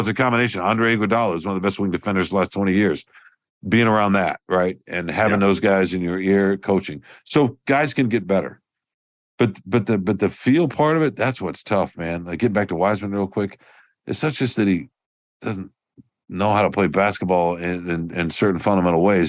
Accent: the South, United States; I'm a Southerner

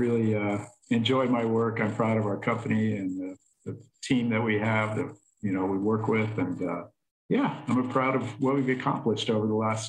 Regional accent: Chicago, Illinois, United States; I grew up in Chicago

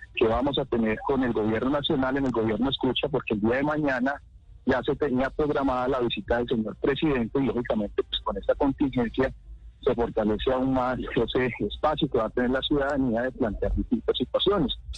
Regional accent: Valle del Cauca, Colombia; Somos del Valle, somos parte del paisaje cultural cafetero

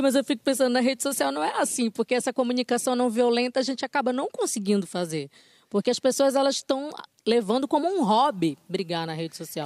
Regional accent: Belém, Pará, Brazil; a gente é de Belém do Pará

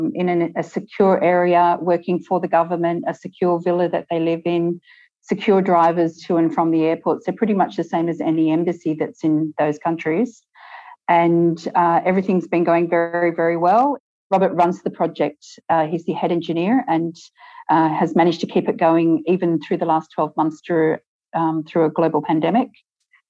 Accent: Australia; moved away as an adult; also born or lived in Sydney; now in Ireland; We're from Australia and we bought a house over here 18 months ago

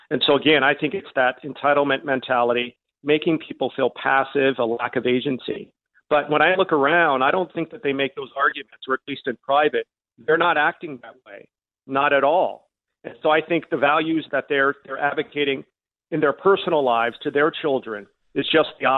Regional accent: Kansas City, Missouri, United States; I was born in Kansas City, Missouri

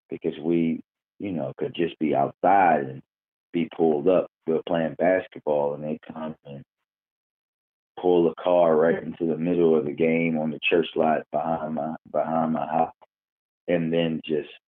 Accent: Baltimore, Maryland, United States; So I am I'm uh, from Park Heights in Baltimore, and I always say that growing up there was uh, essentially like heaven and hell at the same time.

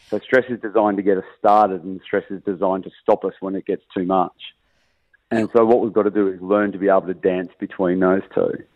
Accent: Australia; I'm Australian

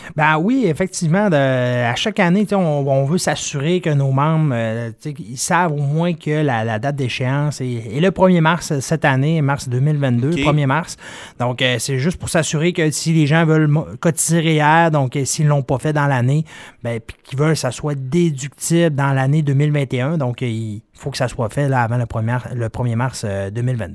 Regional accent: Dolbeau-Mistassini, Quebec, Canada; Je viens de Dolbeau-Mistassini

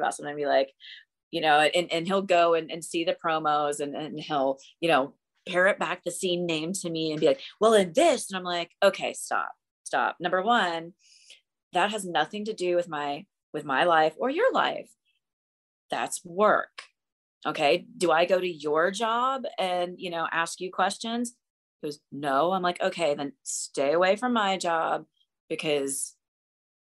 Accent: Memphis, Tennessee, United States; moved away; I grew up in Memphis.

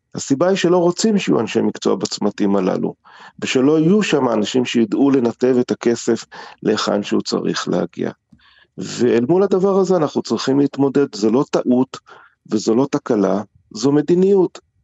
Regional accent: Jerusalem, Jerusalem District, Israel; גם אני גדלתי בירושלים וגם אני גדלתי בספריות

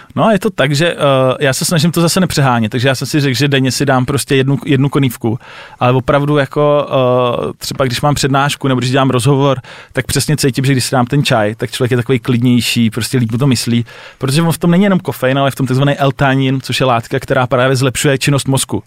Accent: Czechia; my jako Češi

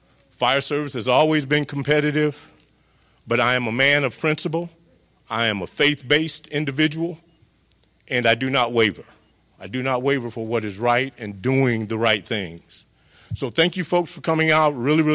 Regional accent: Deep South, United States; now in Lansing, United States; growing up in the Deep South in the fire service

